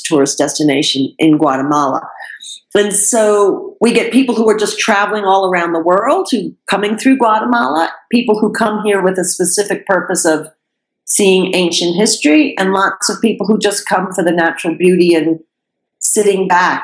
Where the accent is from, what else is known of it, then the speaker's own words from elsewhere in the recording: New York, United States; moved away; I'm a New Yorker